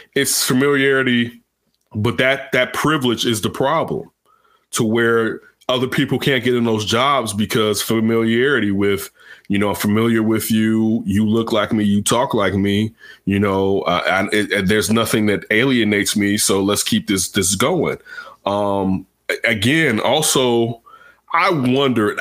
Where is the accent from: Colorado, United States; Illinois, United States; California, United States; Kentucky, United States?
Illinois, United States; Chicago; my hometown Chicago